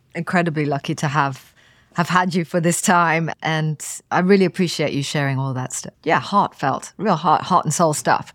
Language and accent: English; Kenya; I was born into recently independent Kenya into the sort of optimism and the energy of that time. And almost as I started school